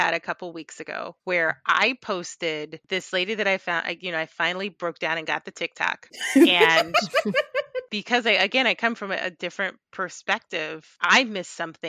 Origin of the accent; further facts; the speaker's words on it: Jamaica; And I just think everything brown is beautiful because I'm Jamaican.